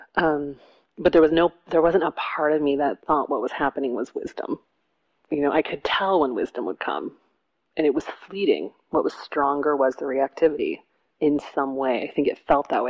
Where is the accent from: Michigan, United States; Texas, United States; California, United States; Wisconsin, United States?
Michigan, United States; Detroit; I grew up in Detroit